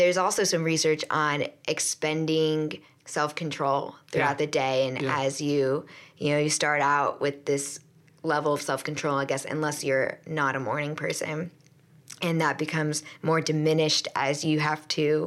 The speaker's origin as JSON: {"language": "English", "town": "Tampa", "region": "Florida", "country": "United States", "said": "I'm from Tampa, Florida"}